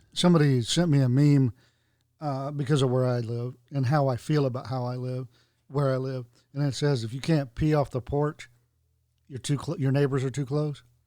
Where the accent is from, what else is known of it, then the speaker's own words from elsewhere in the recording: North Carolina, United States; moved away; where I grew up in North Carolina